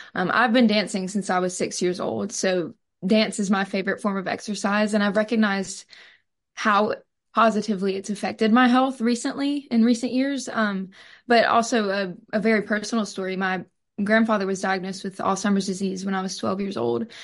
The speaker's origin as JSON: {"language": "English", "town": "Purvis", "region": "Mississippi", "country": "United States", "said": "I'm from Purvis, Mississippi"}